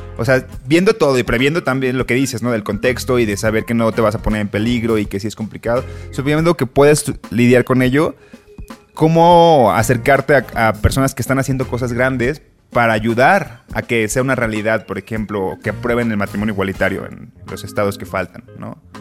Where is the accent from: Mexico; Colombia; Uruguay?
Mexico; Colima; now in Mexico City, Mexico; yo soy de Colima